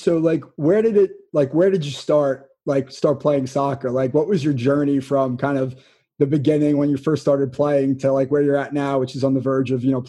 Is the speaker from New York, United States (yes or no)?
yes; Malverne, New York, United States; Ava is from my hometown of Malvern, Long Island. So she's representing where I grew up.